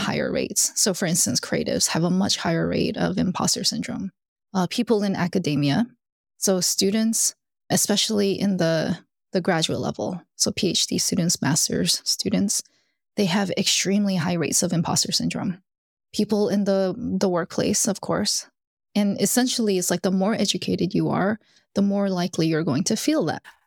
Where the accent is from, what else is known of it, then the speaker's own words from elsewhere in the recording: Alabama, United States; I grew up in Alabama and I'm Korean.